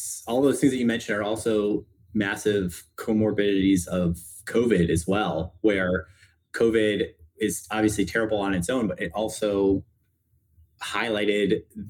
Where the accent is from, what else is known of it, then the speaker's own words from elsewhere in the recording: Chicago, Illinois, United States; I'm from Chicago originally, went to public high school, got into Stanford for college